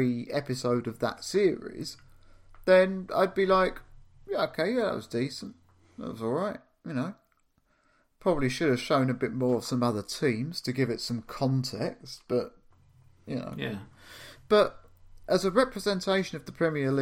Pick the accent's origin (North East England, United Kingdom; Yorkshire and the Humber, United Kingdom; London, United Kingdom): London, United Kingdom; also born or lived in the countryside; I'm from London